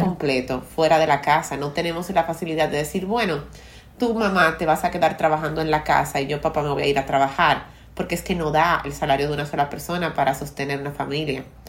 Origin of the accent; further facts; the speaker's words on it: Dominican Republic; culturas como la dominicana, donde nos obligan a comer los padres desde pequeños